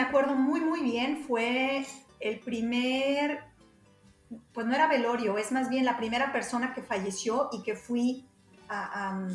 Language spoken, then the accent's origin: Spanish; Guadalajara, Jalisco, Mexico; moved away as an adult; now in Germany; yo soy de Guadalajara